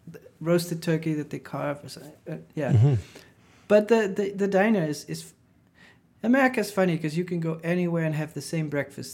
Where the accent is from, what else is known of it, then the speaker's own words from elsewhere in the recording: Maastricht, Limburg, Netherlands; I grew up in Maastricht, which is at the border with Belgium, and so weed was legal, semi-legal in the Netherlands and illegal in France and Belgium